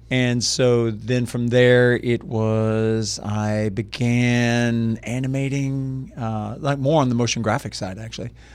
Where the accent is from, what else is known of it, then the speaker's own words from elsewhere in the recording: Lafayette, Louisiana, United States; I grew up in Lafayette, Louisiana